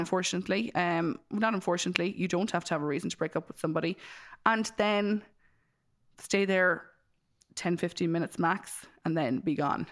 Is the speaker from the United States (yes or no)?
no; Ireland; as Irish people, we